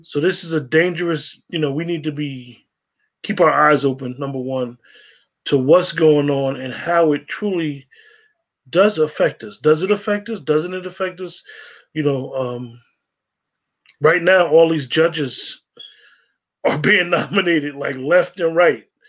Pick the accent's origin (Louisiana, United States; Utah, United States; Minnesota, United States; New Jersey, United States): New Jersey, United States; northern; growing up in New Jersey, in northern Jersey, a lot of us that went to the school systems in northern Jersey